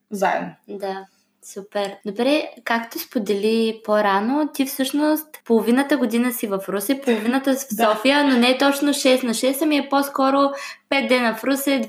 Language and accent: Bulgarian; Russia; Общо взето от Русия съм